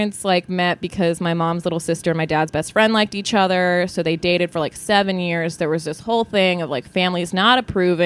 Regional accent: Utah, United States; moved away as an adult; also born or lived in Texas; now in Los Angeles, United States; I grew up in Utah. I was born in Texas. I grew up in Utah

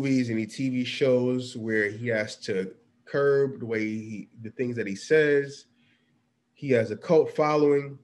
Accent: Hillside, New Jersey, United States; I'm from Hillside. I'm from North Jersey.

